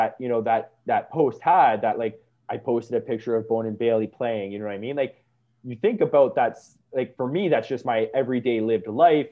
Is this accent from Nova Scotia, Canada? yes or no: no; Niagara Falls, Ontario, Canada; when I grew up in Niagara, and me and my brother were bartenders there for a while